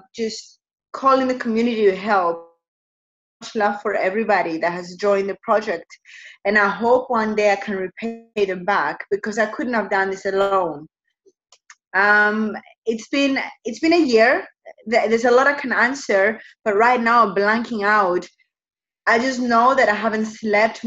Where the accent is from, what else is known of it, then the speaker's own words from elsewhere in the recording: Cyprus; moved away; also born or lived in United States; I am from Cyprus, but I spent quite a long time in the United States